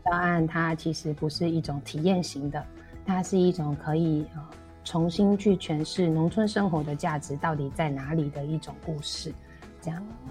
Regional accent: Taipei, Taiwan; moved away as an adult; also born or lived in Zhuangwei, Yilan; now in Yilan, Taiwan; 我是那个台北万华

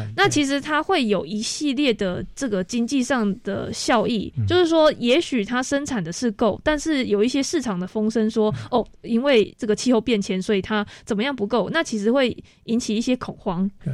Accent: Taiwan; 我们台湾人其实吃最多的就是猪肉跟鸡肉

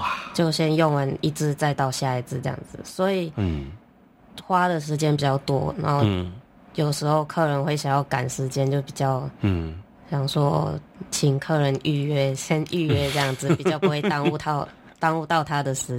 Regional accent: Malaysia; moved away as an adult; now in Taiwan; 其实我是马来西亚人

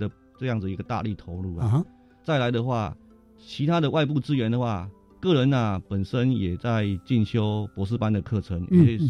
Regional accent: Kinmen County, Taiwan; 那我来自于金门啊，当然很多金门啊在这座岛屿上面啊，其实经过了整个时代的更迭的话，它是一个很多历史故事跟史迹的地方。

